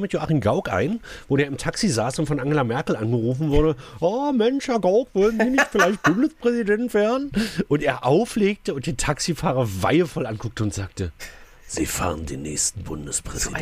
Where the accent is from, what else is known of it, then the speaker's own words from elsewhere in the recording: Saxony-Anhalt, Germany; Bei uns in Sachsen-Anhalt, zumindest auch im Land